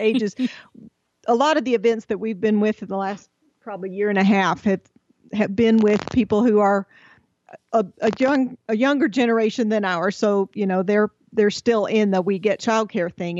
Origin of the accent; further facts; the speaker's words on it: Texas, United States; moved away; We're originally from Texas